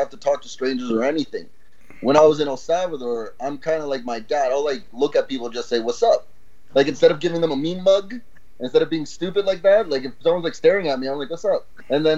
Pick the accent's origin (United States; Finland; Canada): Canada; moved away as an adult; now in Costa Rica; being born in Canada, raised in a bubble, in the suburbs